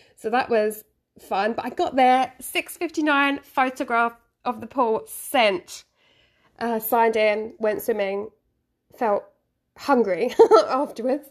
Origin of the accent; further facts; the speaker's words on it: London, United Kingdom; now in Japan; I'm from London. I am a London girl